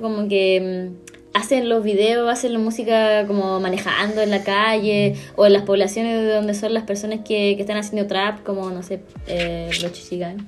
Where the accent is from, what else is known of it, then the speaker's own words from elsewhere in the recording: Coquimbo, Chile; Yo crecí en una población en Coquimbo que estaba llena de, graffiti